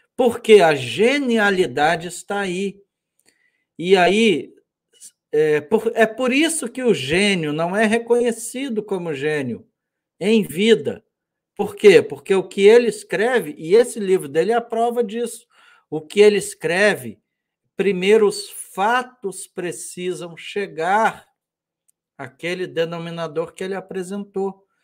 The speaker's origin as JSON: {"language": "Portuguese", "country": "Brazil"}